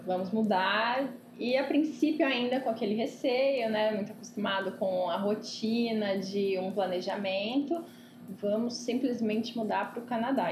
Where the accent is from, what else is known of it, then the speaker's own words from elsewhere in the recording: Ribeirão Preto, São Paulo, Brazil; tenho 25 anos, sou de Ribeirão Preto